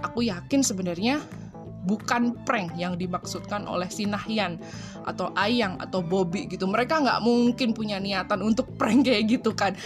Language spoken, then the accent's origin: Indonesian; Surakarta, Central Java, Indonesia; Aku itu lahir gede di Solo ya, asli wong Solo loh aku iki.